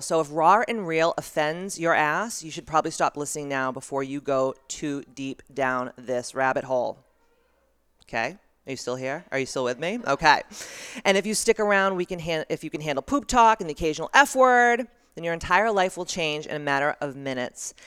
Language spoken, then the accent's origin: English; Taunton, Massachusetts, United States; I grew up in Taunton, Massachusetts